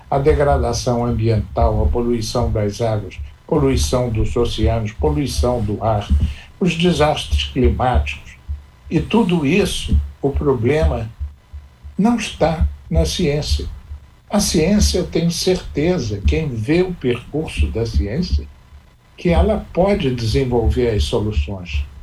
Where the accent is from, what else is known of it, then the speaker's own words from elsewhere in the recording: Petrópolis, Rio de Janeiro, Brazil; Eu escrevo há muitos anos uma crônica semanal no Jornal de Petrópolis, que é a minha terra.